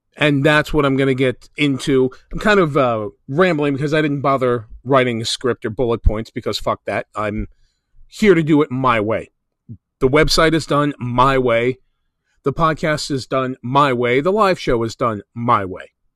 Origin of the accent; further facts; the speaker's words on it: New Jersey, United States; my home state of New Jersey